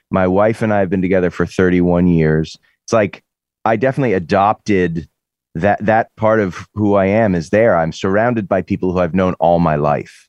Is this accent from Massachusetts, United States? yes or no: yes; Lexington, Massachusetts, United States; moved away as an adult; also born or lived in Boston; now in California, United States; growing up in Lexington, where the revolution happened